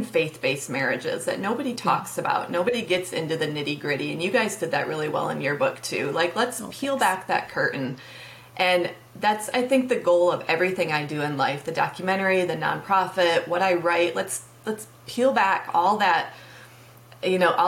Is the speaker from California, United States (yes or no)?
no; Michigan, United States; moved away as an adult; also born or lived in Tennessee; last year we moved back to Michigan. My hometown